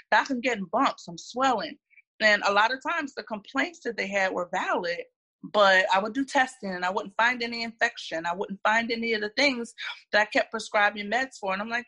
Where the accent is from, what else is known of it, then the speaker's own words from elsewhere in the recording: Philadelphia, Pennsylvania, United States; moved away as an adult; now in Atlanta, United States; I'm originally from Philadelphia. I was born, raised, trained, everything in Philadelphia. I moved to Atlanta about 10 years ago